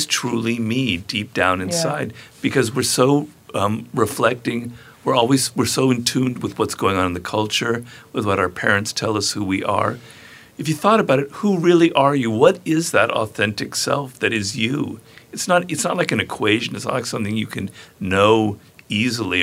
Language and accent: English; Los Angeles, California, United States; I'm Jewish from Los Angeles